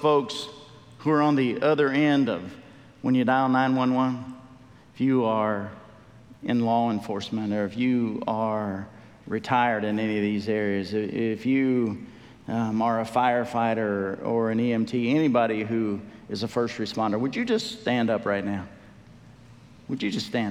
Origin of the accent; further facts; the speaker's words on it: United States; we as American believers